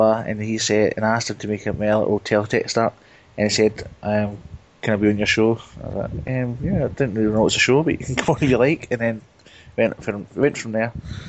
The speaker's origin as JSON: {"language": "English", "town": "Blantyre", "region": "Scotland", "country": "United Kingdom", "accent": "Glasgow", "said": "I'm from Blantyre, which is just 9 miles out of Glasgow. Outside Glasgow."}